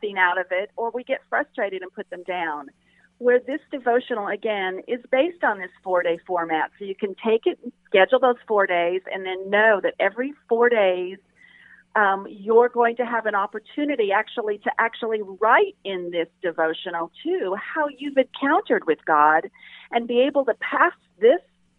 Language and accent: English; Las Vegas, Nevada, United States; growing up in Las Vegas